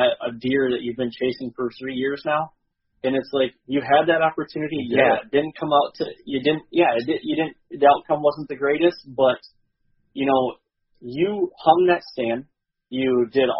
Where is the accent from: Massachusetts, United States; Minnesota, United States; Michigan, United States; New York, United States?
Michigan, United States; growing up in Michigan and having that tradition